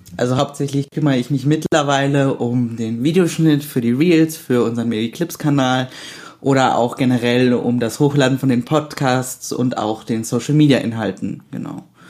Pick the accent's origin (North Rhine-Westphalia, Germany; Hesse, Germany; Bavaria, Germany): North Rhine-Westphalia, Germany; Düsseldorf; moved away as an adult; now in Cologne, Germany; bin eigentlich aus Düsseldorf und wohne und studiere aber in Köln